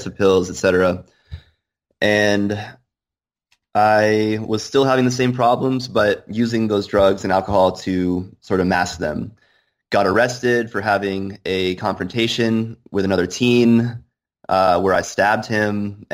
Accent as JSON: {"language": "English", "town": "Bar Harbor", "region": "Maine", "country": "United States", "tie": "born or raised there", "said": "I grew up in Bar Harbor, Maine"}